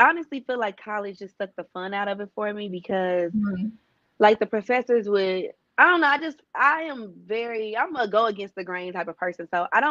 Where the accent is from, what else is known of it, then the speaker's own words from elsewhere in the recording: Kansas City, Kansas, United States; now in Los Angeles, United States; I am originally from Kansas City, Kansas. I reside in LA right now.